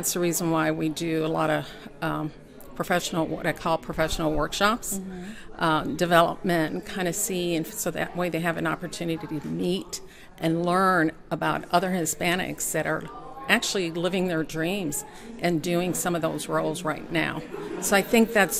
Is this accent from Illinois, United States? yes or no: yes; Chicago, Illinois, United States; now in Kentucky, United States; I actually was born and raised in Chicago